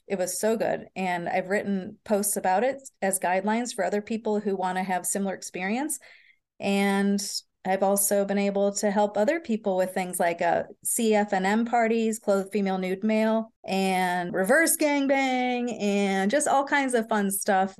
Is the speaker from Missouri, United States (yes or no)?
yes; St. Louis, Missouri, United States; I was raised in Saint Louis, Missouri